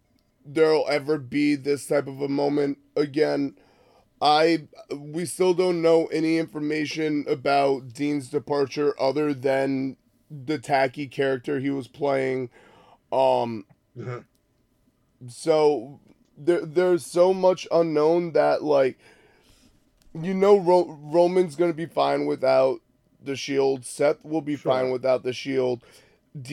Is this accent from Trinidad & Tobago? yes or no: no; Canada; So he's Canadian, like I'm Canadian.